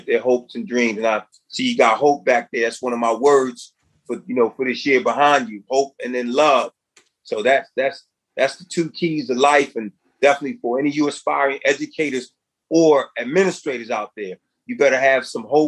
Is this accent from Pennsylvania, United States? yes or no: yes; Philadelphia, Pennsylvania, United States; I was born and raised in North Philadelphia, inner city housing projects